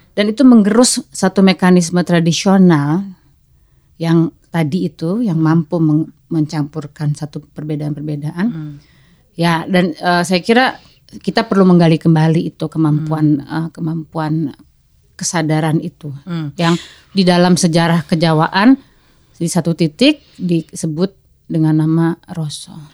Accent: Java, Indonesia; saya kan sebagai orang Jawa tapi saya tuh agak benci dengan kejawaan sebetulnya waktu kecil

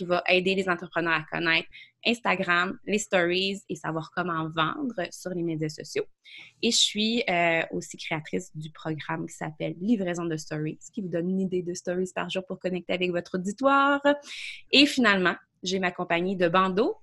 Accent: Quebec City, Quebec, Canada; je viens euh, de Beauport, euh, à Québec, d'une famille qui, qui frôlait la pauvreté

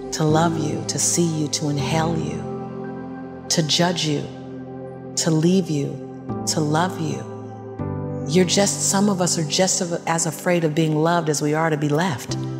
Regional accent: Los Angeles, California, United States; born and raised in South Central

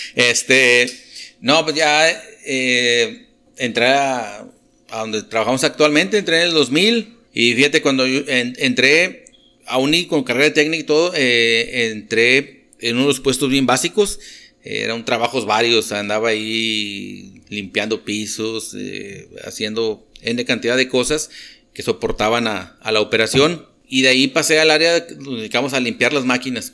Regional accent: Monterrey, Nuevo León, Mexico; moved away as an adult; now in Delicias, Mexico; yo nací en Montemorelos y ya, digo, me, crié a fin de cuentas en, el Monterrey

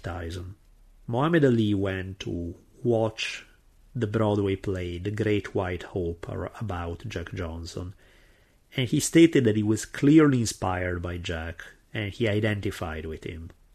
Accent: Italy; accent: heavy Italian; English is a second language; my heavy Italian accent

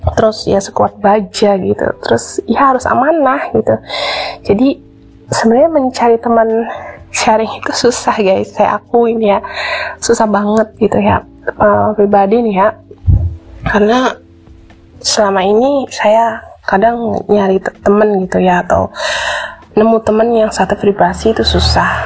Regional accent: West Java, Indonesia; ketika misalnya saya melihat uh, gunung di oh, daerah saya gitu ya gunung Ciremai

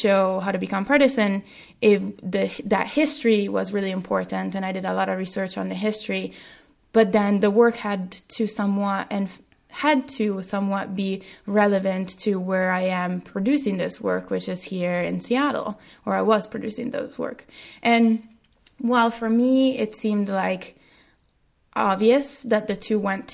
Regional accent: Italy; moved away as an adult; now in United States; I was raised in Italy until I was 19, until I went to college

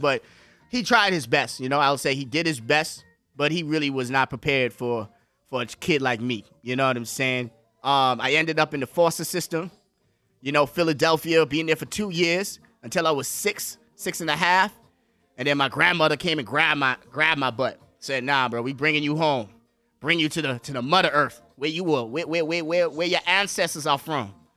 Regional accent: Bahamas; moved away as an adult; also born or lived in Bronx, New York / Washington; from the Bahamas, I went to school, grew up there.

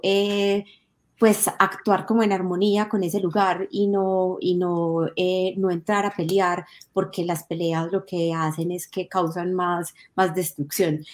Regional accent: Medellín, Antioquia, Colombia; also born or lived in La Estrella; nací en Medellín, que es una ciudad más conocida eh, por todas las personas.

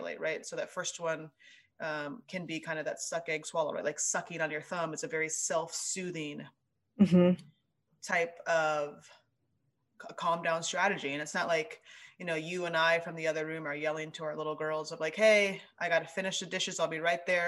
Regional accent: Ames, Iowa, United States; We grew up together in Ames, Iowa.

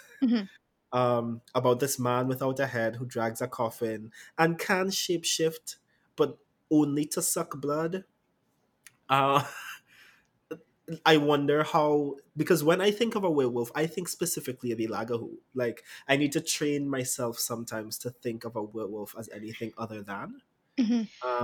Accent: Trinidad & Tobago; I'm a writer, poet, and performer from the lovely Twin Island state of Trinidad

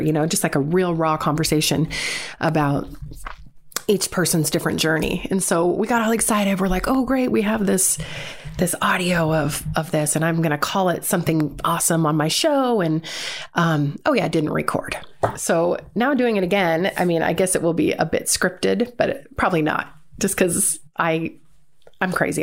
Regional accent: Seattle, Washington, United States; born and raised in Seattle, Washington

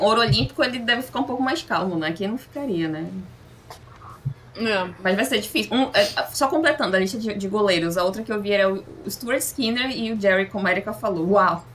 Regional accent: Brazil; Nós, como brasileiros

